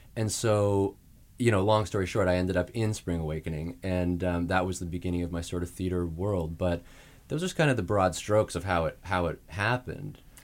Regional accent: Saskatoon, Saskatchewan, Canada; moved away as an adult; I'm from Saskatoon, Saskatchewan in Canada.

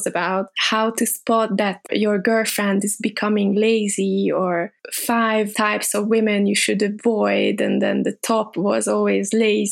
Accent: Budapest, Hungary; now in Paris, France; I'm from Budapest, Hungary

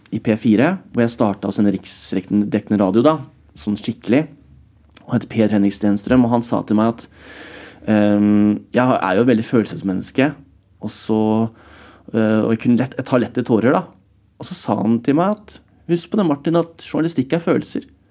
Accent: Alvdal, Innlandet, Norway; moved away; Hjemme på Strømmen, da, hvor jeg vokste opp

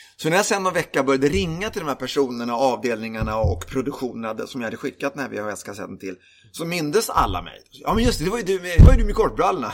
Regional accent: Lidingö, Stockholm County, Sweden; Jag är uppvuxen, eh, på Lidingö utanför Stockholm.

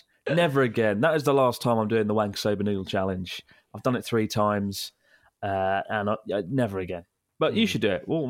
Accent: United Kingdom; as a British person

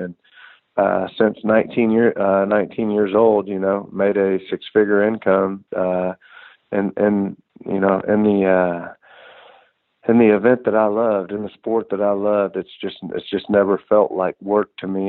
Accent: Houston, Texas, United States; I grew up here outside of Houston, Texas

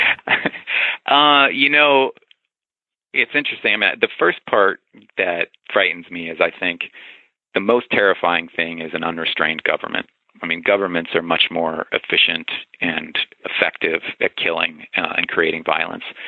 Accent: the South, United States; I grew up in the South

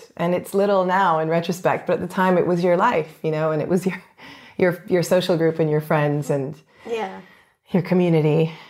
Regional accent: Canada; to say I'm Canadian because that's what people will immediately understand and acknowledge because of my accent. I tend to sometimes say also, you know, I'm half Canadian, half Brazilian, because that's the quick answer.

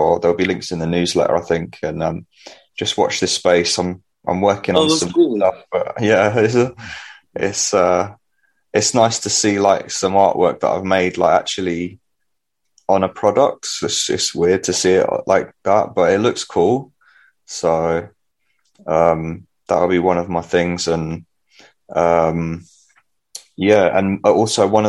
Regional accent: London, United Kingdom; my hometown of East Finchley in North London

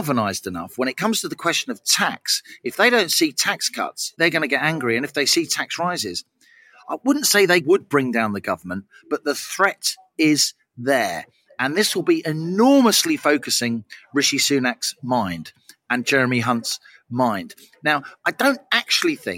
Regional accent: London, United Kingdom; I speak as a Londoner, a proud Londoner

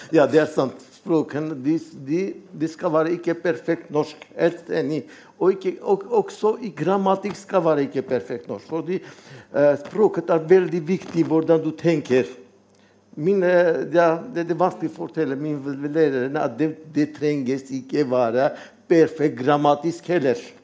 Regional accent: Armenia; Norwegian is a second language; moved away as an adult; now in Norway; jeg er armener. Og det var tre år i Norge

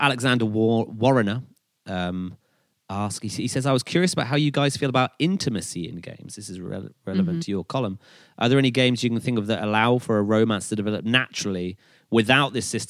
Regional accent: United Kingdom; We're British. We just drink, right?

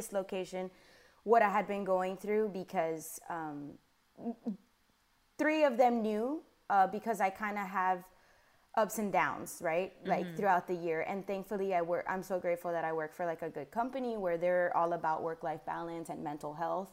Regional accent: Miami, Florida, United States; moved away as an adult; now in Charlotte, United States

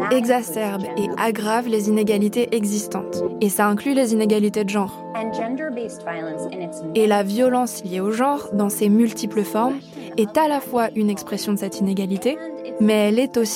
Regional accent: United States; dans mon pays natal, ici aux États-Unis

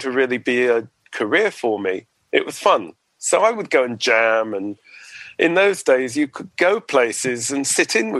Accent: Edgware, London, United Kingdom; I grew up in North London, in Edgware.

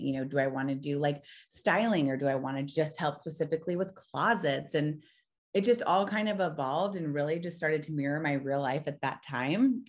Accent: Orange County, California, United States; moved away as an adult; now in Frisco, United States; I'm originally from Orange County, California, and that's where we spent the last five years.

